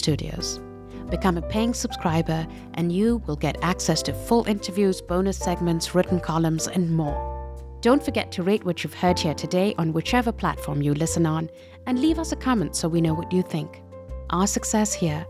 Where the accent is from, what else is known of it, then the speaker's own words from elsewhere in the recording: Pakistan; moved away; I come from Pakistan and I've grown up with Bollywood films of, you know, 70s and 80s.